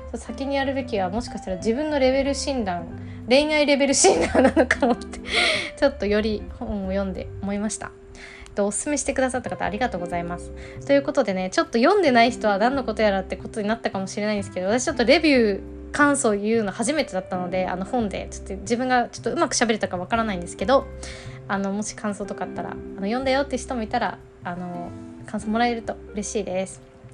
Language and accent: Japanese; Nagano, Japan; 私も長野県出身だから